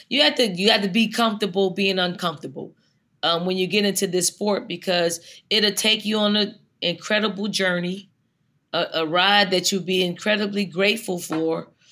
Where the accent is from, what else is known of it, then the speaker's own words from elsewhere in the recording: Philadelphia, Pennsylvania, United States; moved away; when I was that young, little dirty girl growing up in North Philly